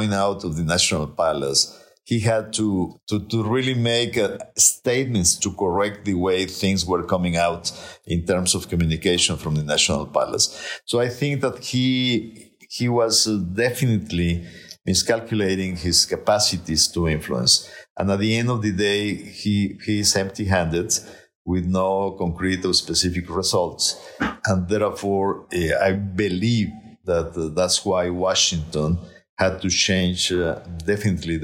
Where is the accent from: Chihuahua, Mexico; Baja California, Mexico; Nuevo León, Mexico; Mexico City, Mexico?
Nuevo León, Mexico; I'm from Nuevo León.